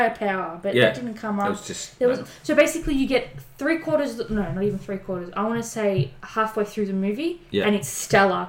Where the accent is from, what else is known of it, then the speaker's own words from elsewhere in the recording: Melbourne, Victoria, Australia; I'm from Melbourne.